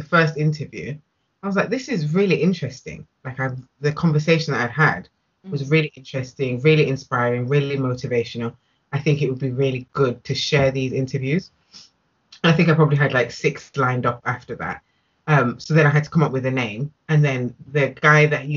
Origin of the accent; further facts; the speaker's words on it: Nottingham, East Midlands, United Kingdom; moved away as an adult; now in Birmingham, United Kingdom; I'm originally from Nottingham